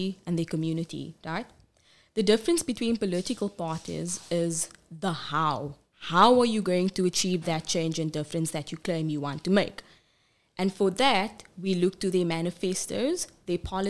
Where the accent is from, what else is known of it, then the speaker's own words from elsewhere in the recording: Cape Town, Western Cape, South Africa; I was born and bred in Cape Town, raised in Bishop Lavis and live in Alsies River